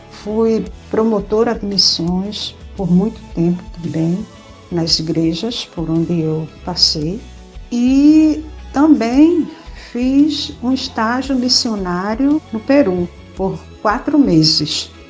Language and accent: Portuguese; Pernambuco, Brazil; é a minha terra, é o meu Pernambuco